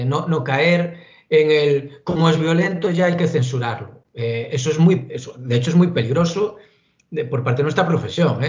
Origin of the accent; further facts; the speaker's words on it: Galicia, Spain; como buen gallego